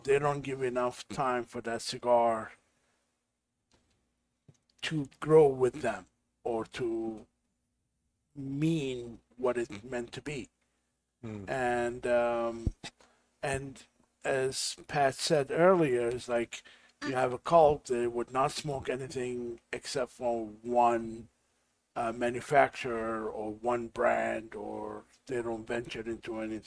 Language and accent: English; Syria; now in United States; I was born in Syria